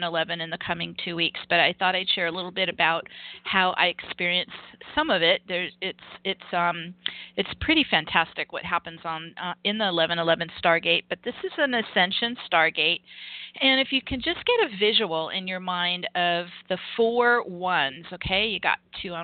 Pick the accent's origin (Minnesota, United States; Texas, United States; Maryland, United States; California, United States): California, United States; Los Angeles; moved away; I'm from Los Angeles.